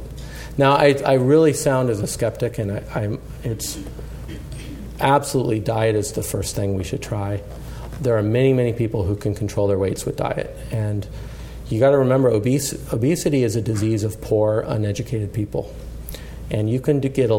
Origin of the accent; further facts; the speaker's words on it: Colorado, United States; I grew up in Colorado